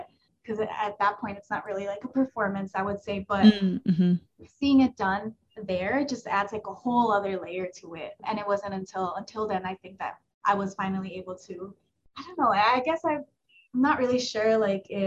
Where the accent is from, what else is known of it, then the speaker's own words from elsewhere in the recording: Milwaukee, Wisconsin, United States; I was born in Milwaukee